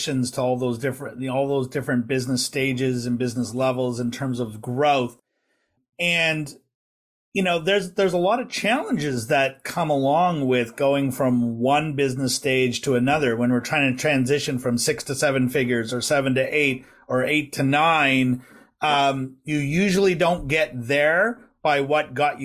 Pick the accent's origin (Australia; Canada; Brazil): Canada; West Coast of Canada; being a West Coaster, I don't have quite the same pronunciation as maybe people from Ontario or Quebec have